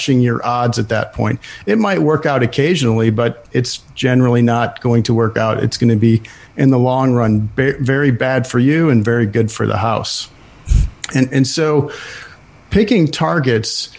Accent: Buffalo, New York, United States; I grew up in Buffalo, New York, lived there most of my life

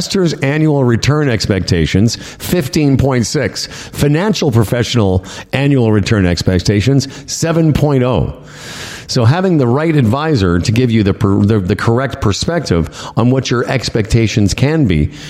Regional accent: Saskatchewan, Canada; I was born in Saskatchewan

